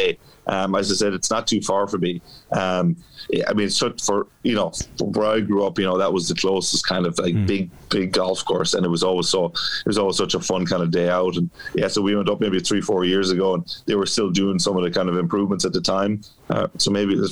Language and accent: English; Dungarvan, Waterford, Munster, Ireland; moved away; I grew up just outside Dungarvan